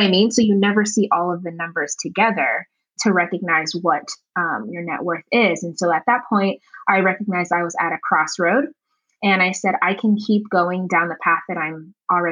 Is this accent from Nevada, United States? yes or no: yes; Las Vegas, Nevada, United States; also born or lived in Uganda; I was born in Uganda and I was raised, you know, here in the States in Las Vegas